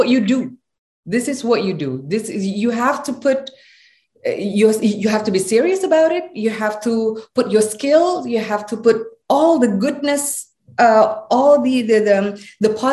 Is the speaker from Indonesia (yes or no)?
yes; Java, Indonesia; I come from Indonesia. I'm a proud Javanese woman, and I speak with my accent